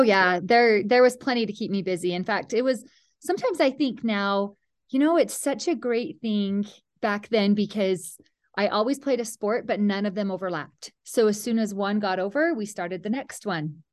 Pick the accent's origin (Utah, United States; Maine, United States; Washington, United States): Utah, United States; Mount Pleasant; I grew up in Mount Pleasant, Utah, a tiny little town